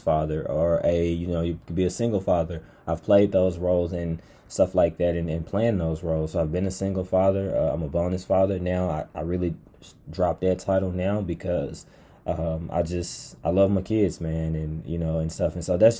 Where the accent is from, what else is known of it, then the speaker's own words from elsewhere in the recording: Pine Bluff, Arkansas, United States; I grew up in Pine Bluff